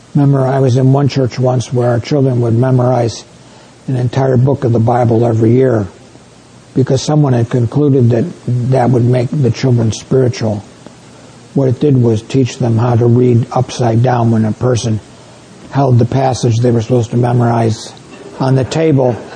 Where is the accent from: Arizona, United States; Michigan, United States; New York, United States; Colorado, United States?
New York, United States; moved away; My wife and I come from New York State where we have great apples.